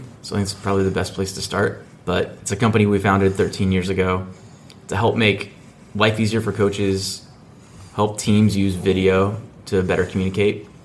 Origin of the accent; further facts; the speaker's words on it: Kansas City, United States; moved away as an adult; now in Nebraska, United States; I'm from Kansas City originally